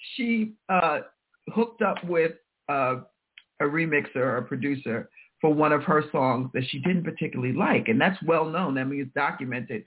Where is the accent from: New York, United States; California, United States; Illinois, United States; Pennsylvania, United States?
New York, United States; I'm a New Yorker and Kiss FM is on, you know, definitely on our dials here.